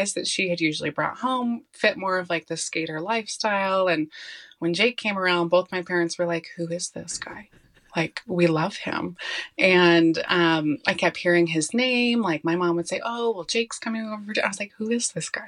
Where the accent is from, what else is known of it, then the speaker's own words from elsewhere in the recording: Colorado, United States; I'm born and raised in Colorado